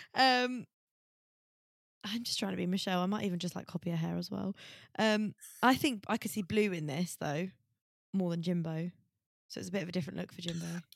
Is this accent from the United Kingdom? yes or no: yes; Essex, East of England, United Kingdom; I'm from Essex